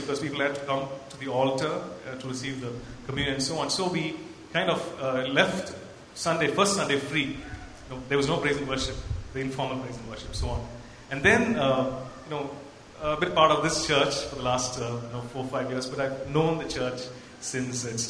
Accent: Coimbatore, Tamil Nadu, India; now in Bangalore, India; I'm basically from Coimbatore, and I come from an Anglican, you know, CSI church kind of a background.

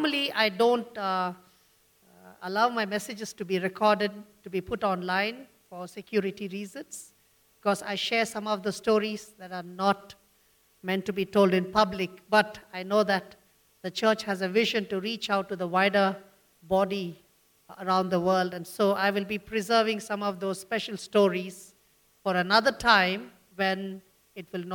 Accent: Bangalore, Karnataka, India; I'm from Bangalore, born and brought up in Bangalore.

